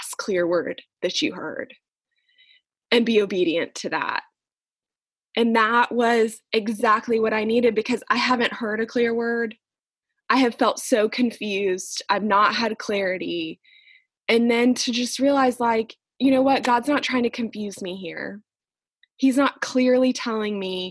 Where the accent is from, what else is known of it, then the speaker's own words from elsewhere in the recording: Jacksonville, Florida, United States; also born or lived in Wales; Jacksonville is my hometown. I've lived here my entire life